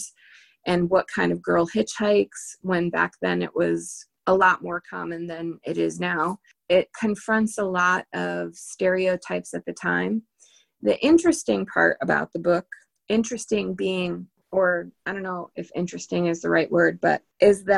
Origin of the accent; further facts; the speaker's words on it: near Boston, Massachusetts, United States; I grew up near Boston